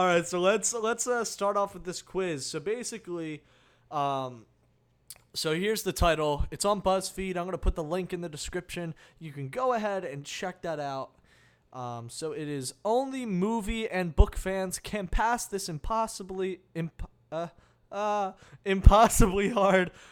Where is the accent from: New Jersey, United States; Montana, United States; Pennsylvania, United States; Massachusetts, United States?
New Jersey, United States; I'm from New Jersey. I had, you know, a regular setup back at home.